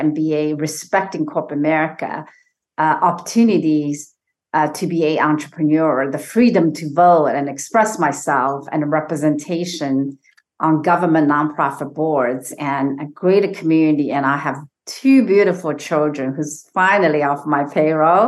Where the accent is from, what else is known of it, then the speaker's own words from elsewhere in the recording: Shanghai, China; moved away as an adult; now in United States; I was born and raised in China, near Shanghai